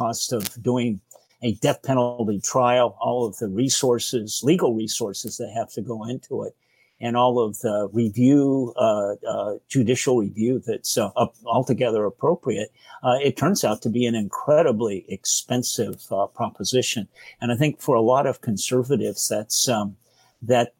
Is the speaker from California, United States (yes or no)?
yes; Madera County, California, United States; My father was on the Republican Central Committee in Madera County for many years. Grew up in a very conservative Republican family